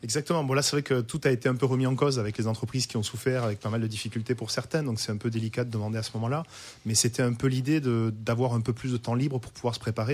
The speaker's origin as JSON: {"language": "French", "area": "Languedoc, near Pézenas", "region": "Occitania", "country": "France", "tie": "born or raised there", "moved": "yes", "lives_now": "Roussillon, France", "said": "je suis originaire du Languedoc, donc à côté de Pézenas, donc la capitale de la Clairette, à Dissang, exactement"}